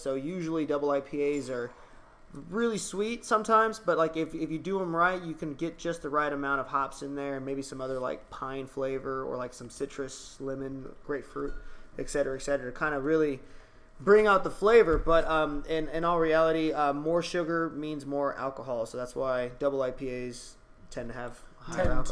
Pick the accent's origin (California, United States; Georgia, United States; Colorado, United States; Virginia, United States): California, United States; Bakersfield; I am from Bakersfield, California